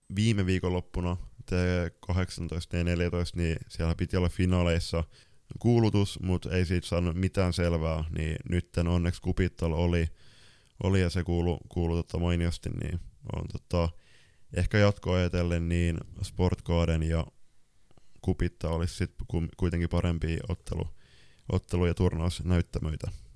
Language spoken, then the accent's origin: Finnish; Lapland, Finland; mä oon sieltä Lapissa kotoisin